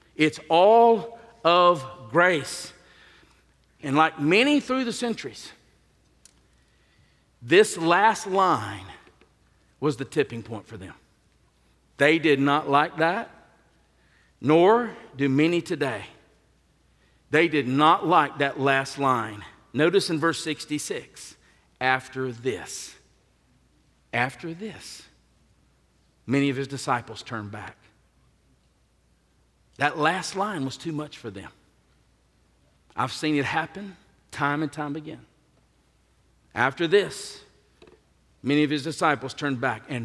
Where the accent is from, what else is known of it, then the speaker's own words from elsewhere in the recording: the South, United States; I'm from the South